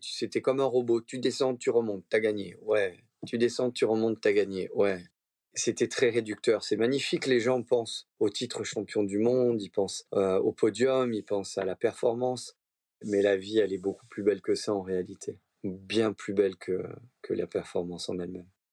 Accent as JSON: {"language": "French", "country": "Monaco", "tie": "born or raised there", "said": "je suis né à Monaco, donc on est très proche de la mer"}